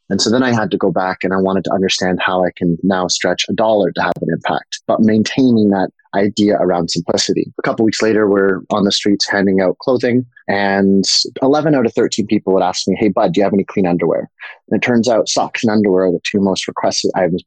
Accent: New York, United States; also born or lived in Canada; I grew up in New York. I'm originally Canadian, but we grew up in New York

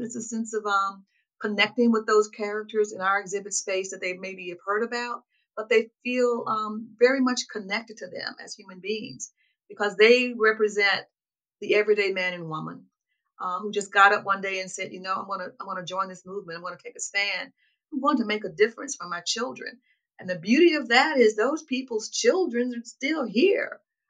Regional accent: Winona, Mississippi, United States; also born or lived in Jackson, Mississippi / Memphis, Tennessee / Chicago / Florida; I'm a Mississippian. I was born and raised in Montgomery County, Winona, Mississippi, about an hour and a half from Jackson. I came to Jackson to attend Jackson State University and started my career here in my adult life.

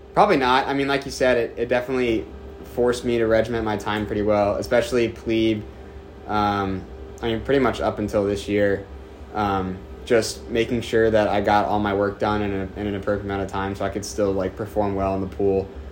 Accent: Bel Air, Maryland, United States; moved away as an adult; now in Annapolis, United States; I'm from Bel Air, Maryland. I actually played club at Navy AC uh, since middle school

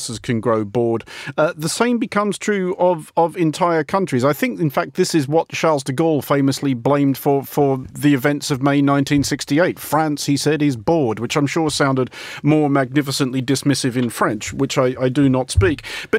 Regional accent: Australia; now in United Kingdom; Australia, which is, of course, my home country, where I do still spend a reasonable amount of time

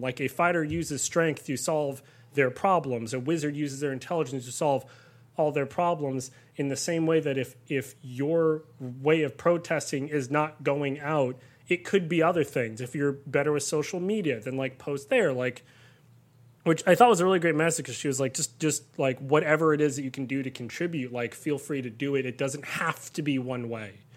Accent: Southern California, United States; I grew up in Southern California, had a very idyllic sort of upbringing

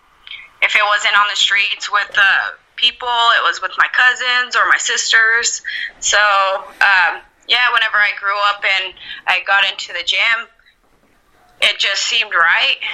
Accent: Albuquerque, New Mexico, United States; South Valley in Albuquerque, New Mexico

